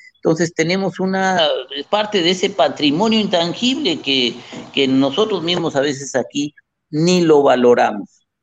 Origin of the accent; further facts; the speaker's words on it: Comonfort, Guanajuato, Mexico; mi pueblo. en Chabacuero